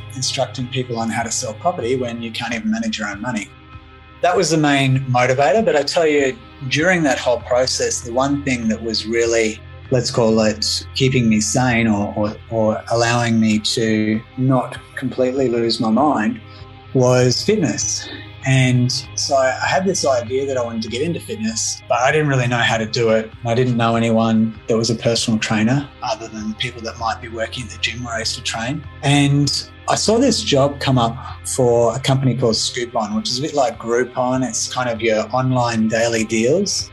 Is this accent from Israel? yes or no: no; Melbourne, Victoria, Australia; moved away as an adult; also born or lived in Sydney / Brisbane; my hometown in Melbourne, Australia.